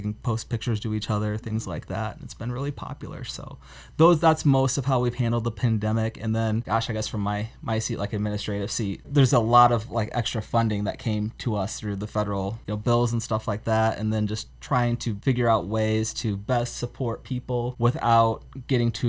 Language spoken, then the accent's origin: English; Denver, Iowa, United States; I'm from Denver, Iowa